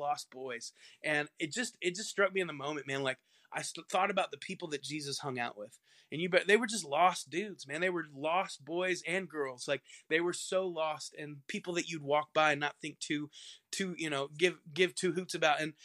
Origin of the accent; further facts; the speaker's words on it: Indiana, United States; I grew up in Indiana